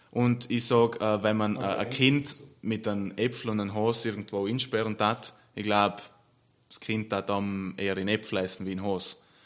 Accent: South Tyrol, Trentino-Alto Adige, Italy; ich bin stolz, Südtiroler zu sein

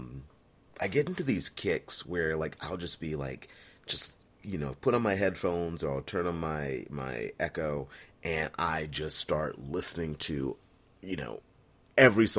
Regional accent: Fredericksburg, Virginia, United States; growing up in Fredericksburg, Virginia, heading to Stafford High School

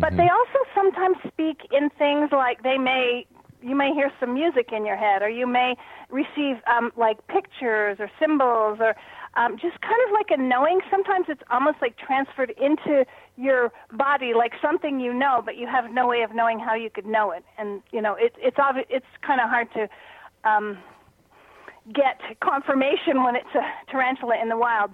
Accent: Canada; moved away as an adult; also born or lived in Toronto; now in Sedona, United States; being a Canadian

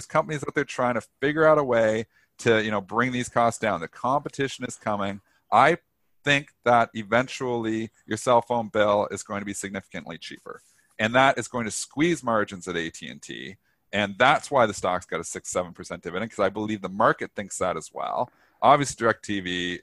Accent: Canada; I'm Canadian.

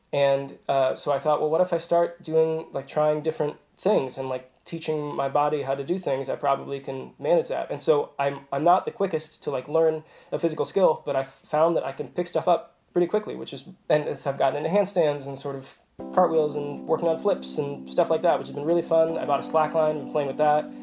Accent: Kansas City, Kansas, United States; also born or lived in Virginia; I grew up on the in, in, a suburb on the Kansas side

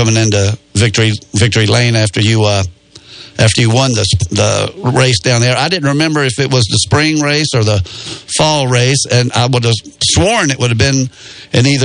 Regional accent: Spartanburg, South Carolina, United States; I'm from Spartanburg

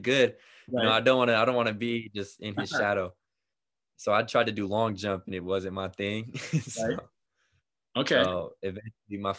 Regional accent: California, United States; also born or lived in Puerto Rico; I was born in the U.S. and I've been in California my whole life, back and forth from California to Puerto Rico

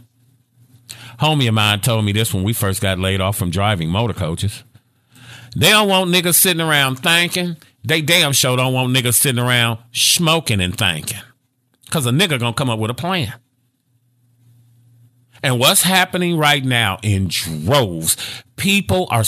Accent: Gary, Indiana, United States; now in Dallas, United States; I'm from Gary, Indiana

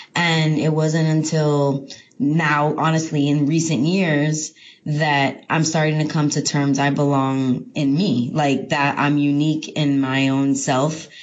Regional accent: New York, United States; also born or lived in Fort Lauderdale, Florida / Miami, Florida / Oklahoma; I grew up in New York and in the South Florida, Fort Lauderdale, Miami area

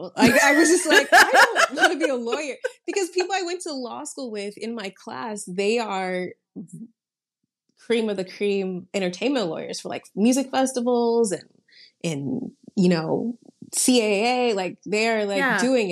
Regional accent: Atlanta, Georgia, United States; moved away as an adult; also born or lived in Suwanee, Georgia; now in Valencia, Spain; So I'm from Atlanta. I was raised in Atlanta.

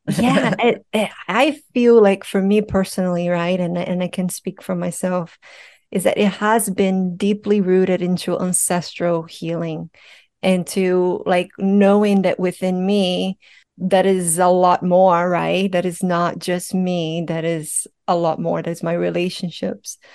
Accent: Brazil; moved away; I'm Brazilian, I'm from Brazil

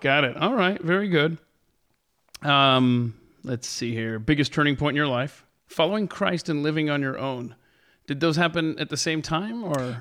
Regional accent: the South, United States; I'm from the South

